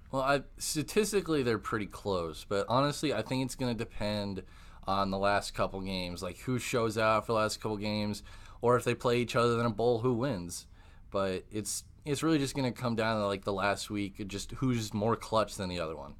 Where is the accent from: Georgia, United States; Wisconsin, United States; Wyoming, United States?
Wisconsin, United States; moved away; also born or lived in Texas; I'm from Wisconsin